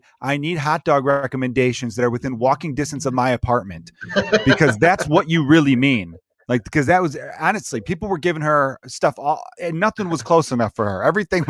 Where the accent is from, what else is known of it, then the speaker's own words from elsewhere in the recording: Chicago, Illinois, United States; I grew up in the city.